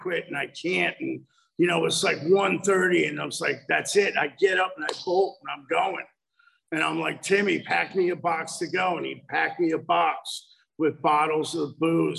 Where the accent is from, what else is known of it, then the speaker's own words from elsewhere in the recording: United States; I grew up just outside of New York City in a very affluent area